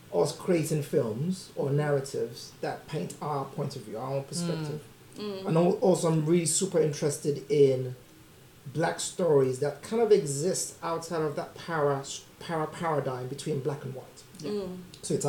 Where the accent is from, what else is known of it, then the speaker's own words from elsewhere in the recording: Nigeria; I'm Yoruba, I'm from Nigeria